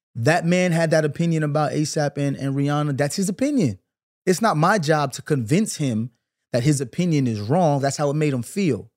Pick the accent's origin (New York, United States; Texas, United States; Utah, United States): New York, United States; Brooklyn; I'm from Brooklyn. I grew up in the nineties